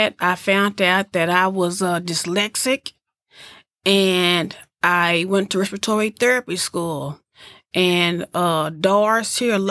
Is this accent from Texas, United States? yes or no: yes; Abilene, Texas, United States; also born or lived in Denton, Texas / Houston, Texas; I grew up in Abilene.